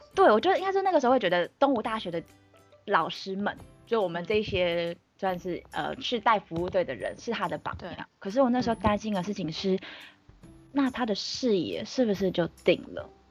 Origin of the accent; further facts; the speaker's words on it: Taipei, Taiwan; 万年台北人，台北长哦。大，台北念书，所以就是基嗯。本上没有离开过台北